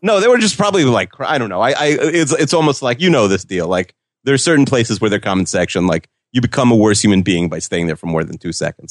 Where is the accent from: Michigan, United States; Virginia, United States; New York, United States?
New York, United States; Long Island; We're both from Long Island